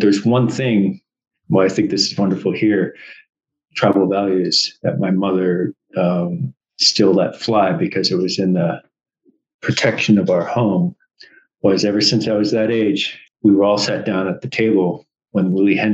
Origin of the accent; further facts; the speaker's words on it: Anchorage, Alaska, United States; I'm a city native. I was born and raised here in Anchorage.